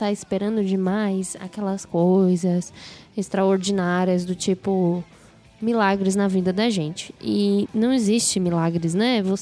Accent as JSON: {"language": "Portuguese", "town": "Santa Luzia", "region": "Minas Gerais", "country": "Brazil", "said": "Senhor Douglas, eu esqueci de falar de onde somos. Somos de Santa Luzia, Minas Gerais, região metropolitana"}